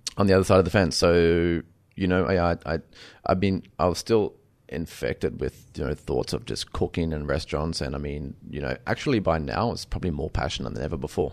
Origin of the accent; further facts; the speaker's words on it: Bundaberg, Queensland, Australia; moved away; After I started my apprenticeship, uh, in, in, in Bundaberg